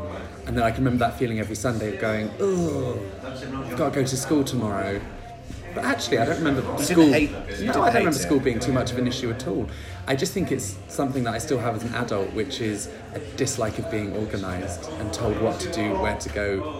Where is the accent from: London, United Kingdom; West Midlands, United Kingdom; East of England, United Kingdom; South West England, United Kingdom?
South West England, United Kingdom; Bristol; also born or lived in Plymouth; I was born in Plymouth. Oh, I didn't know that. Yes. You can't tell in my accent, I don't think. I lived there for 7 years, and then I moved to Bristol, and I grew up in Bristol.